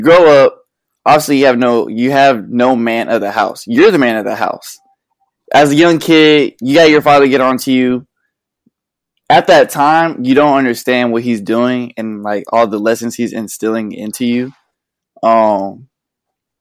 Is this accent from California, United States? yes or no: no; Conroe, Texas, United States; I was born in Conroe. I just grew up with my mom, my grandma. It was a good little childhood. We moved in third grade.